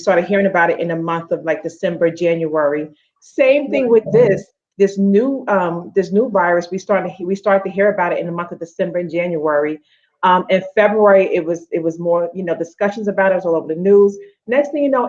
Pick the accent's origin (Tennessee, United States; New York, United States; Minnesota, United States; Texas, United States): New York, United States; now in Atlanta, United States; I'm originally from New York